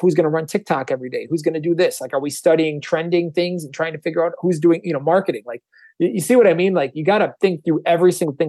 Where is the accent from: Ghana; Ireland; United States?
United States; Wisconsin; I'm from Wisconsin too.